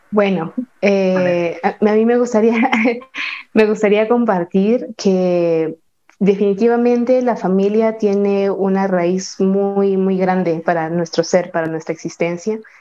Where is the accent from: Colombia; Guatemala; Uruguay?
Guatemala; San Juan Comalapa, Chimaltenango; desde, desde mi pueblo, desde mi amado pueblo, San Juan Comalapa, Chimaltenango, aquí en Guatemala